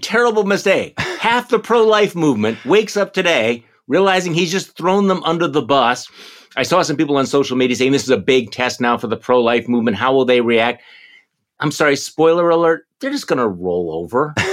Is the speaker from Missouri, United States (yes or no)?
no; Milwaukee, Wisconsin, United States; right here in my hometown of Milwaukee